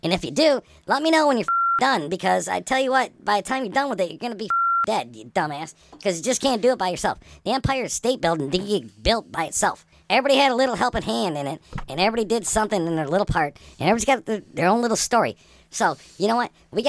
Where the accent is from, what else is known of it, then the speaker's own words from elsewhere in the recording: Canada; It's just like, I'm from Canada.